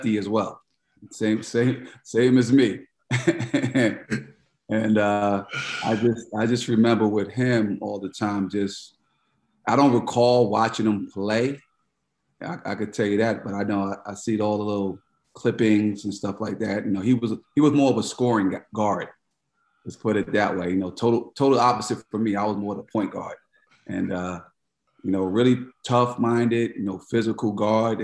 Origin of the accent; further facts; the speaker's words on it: New York City, New York, United States; moved away as an adult; also born or lived in North Carolina / San Francisco; I grew up in Queens, New York